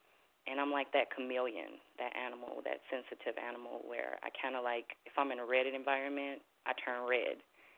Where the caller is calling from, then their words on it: Minnesota, United States; I'm calling from Minnesota.